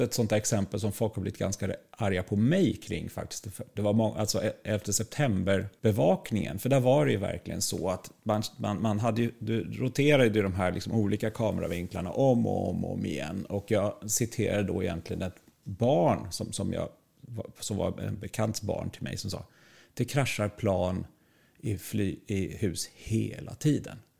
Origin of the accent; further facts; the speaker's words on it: Sweden; vi som svenskar